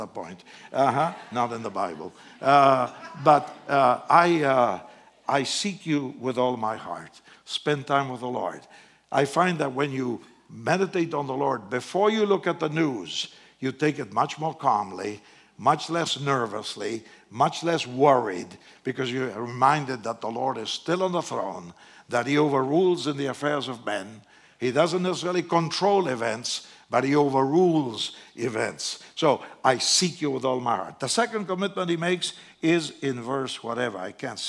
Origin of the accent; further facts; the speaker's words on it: Argentina; English is a second language; moved away as an adult; now in United States; I'm from Argentina.